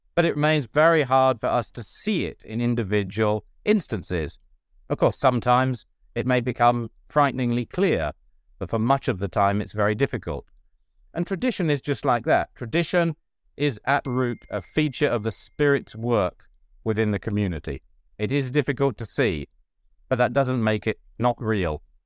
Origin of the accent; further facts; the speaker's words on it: United Kingdom; moved away; also born or lived in Ireland / United States; I'm a British Catholic theologian who has been lucky enough to teach, uh, in Britain and also in Ireland and for ten years in the U S.